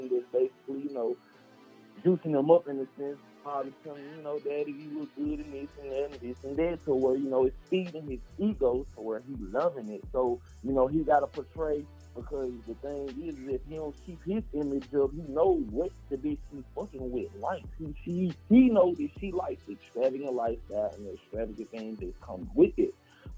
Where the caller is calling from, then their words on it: Memphis, Tennessee, United States; Man, right now I'm calling from Memphis 10, where they getting it in.